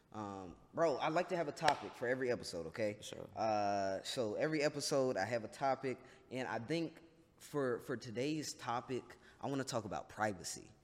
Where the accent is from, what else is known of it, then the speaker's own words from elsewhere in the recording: North Carolina, United States; I'm from North Carolina